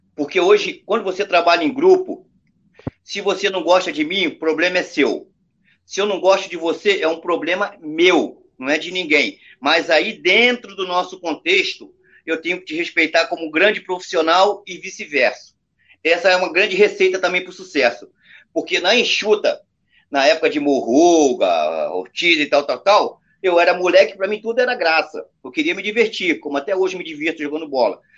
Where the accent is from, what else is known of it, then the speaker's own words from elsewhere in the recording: Brazil; Nós brasileiros